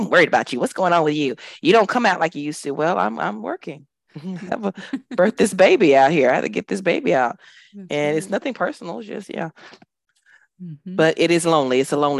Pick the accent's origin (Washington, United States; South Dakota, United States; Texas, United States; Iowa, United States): Texas, United States; Dallas; now in Abu Dhabi, United Arab Emirates; I'm from Dallas, Texas, but I live in Abu Dhabi, which is a stone's throw from Dubai.